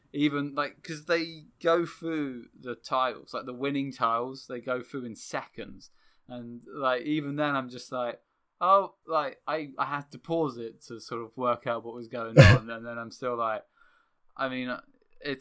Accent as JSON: {"language": "English", "country": "United Kingdom", "said": "Being a Brit"}